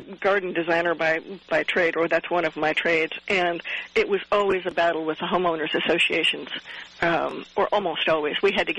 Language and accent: English; Midwest, United States; moved away; I grew up in the Midwest, too, and the winters are just too awful.